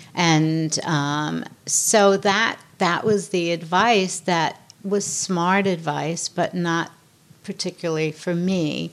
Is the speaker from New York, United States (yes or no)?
yes; New York, United States; I'm born and raised in New York. I'm tough